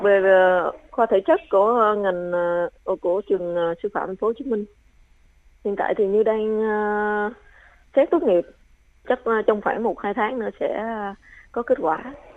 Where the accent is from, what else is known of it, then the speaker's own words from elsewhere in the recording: Trà Vinh, Vietnam; moved away; đặc sản của quê hương mình